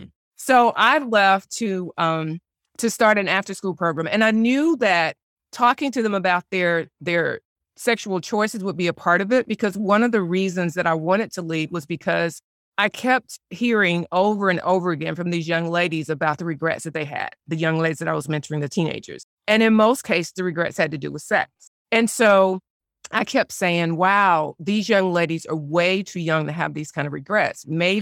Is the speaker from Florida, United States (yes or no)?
no; Spartanburg, South Carolina, United States; So I grew up in Spartanburg, South Carolina, graduated from Furman University, started out after college working for Procter & Gamble.